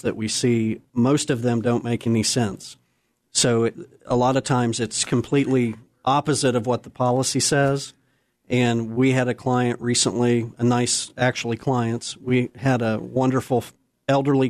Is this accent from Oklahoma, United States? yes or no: yes; Oklahoma City, Oklahoma, United States; also born or lived in Colorado; I was born in Colorado, but I was raised in Oklahoma City